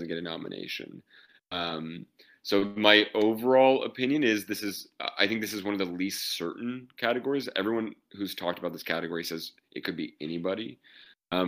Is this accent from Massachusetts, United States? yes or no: no; Oklahoma, United States; moved away; my hometown in Oklahoma